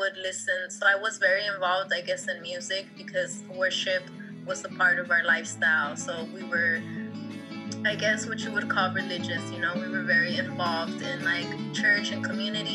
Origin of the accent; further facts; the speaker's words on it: California, United States; also born or lived in Quetzaltenango, Guatemala / Hawthorne, California; I was actually born in Guatemala, though. So I rep also as well Quetzaltenango. I was born next to a volcano, and then I was raised over here in California